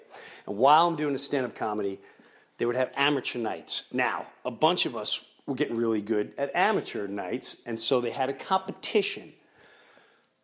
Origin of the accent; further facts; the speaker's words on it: United States; I'm American